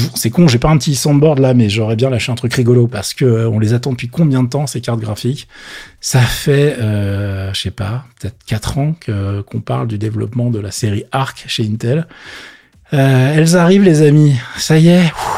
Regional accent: France; chez nous en France

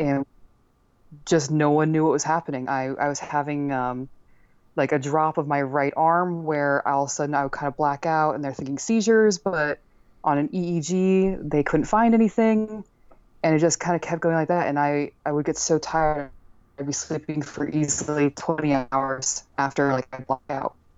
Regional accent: Northeast, United States; moved away; also born or lived in Texas; I'm from the Northeast

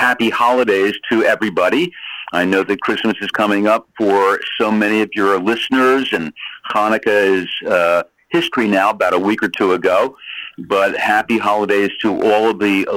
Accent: Princeton, New Jersey, United States; my best friend growing up in Princeton

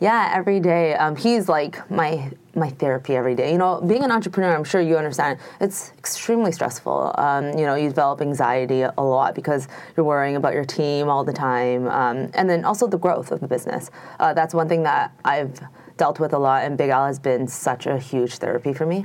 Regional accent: Canada; also born or lived in Toronto, Canada; I'm Canadian, very proud Canadian.

